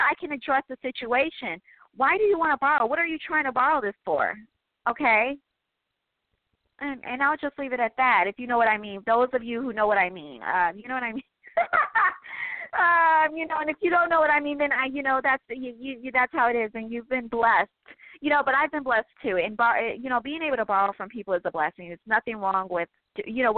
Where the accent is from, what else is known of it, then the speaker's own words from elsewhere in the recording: Midwest, United States; I am from the Midwest